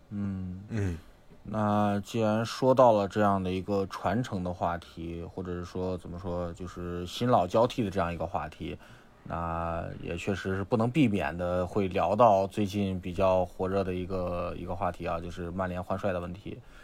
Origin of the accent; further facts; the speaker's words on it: Xi'an, Shaanxi, China; 我是西安人